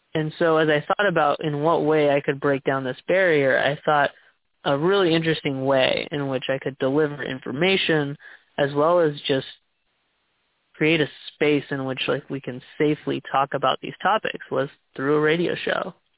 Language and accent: English; Texas, United States; moved away as an adult; now in Seattle, United States; I was born and raised in Texas, and I've recently made the big move to Seattle